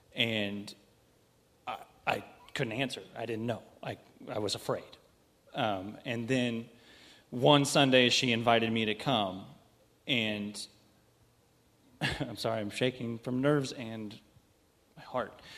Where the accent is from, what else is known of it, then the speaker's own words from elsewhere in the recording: St. Joseph, Missouri, United States; I'm from St. Joe. I've been here all my life